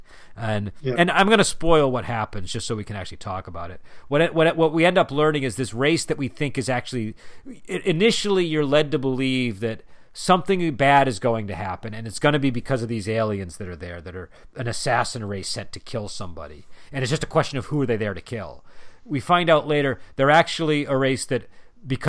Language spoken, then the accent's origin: English; United States; as an American